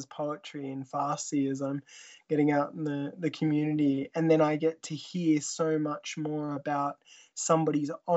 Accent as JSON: {"language": "English", "region": "Tasmania", "country": "Australia", "tie": "born or raised there", "said": "Growing up in Australia"}